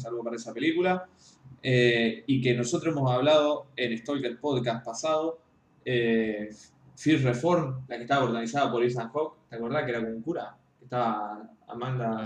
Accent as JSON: {"language": "Spanish", "country": "Argentina", "said": "soy, soy un crítico argentino"}